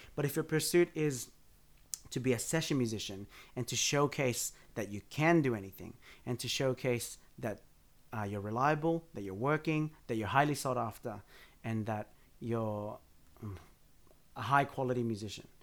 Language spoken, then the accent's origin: English; Blacktown, New South Wales, Australia; I grew up out in Blacktown